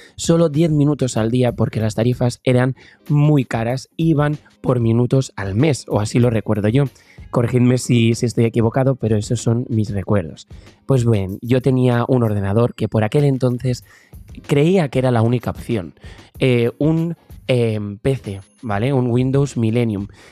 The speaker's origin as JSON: {"language": "Spanish", "area": "Tarragona", "region": "Catalonia", "country": "Spain", "said": "empecé a buscar por mi provincia, que yo soy de Tarragona"}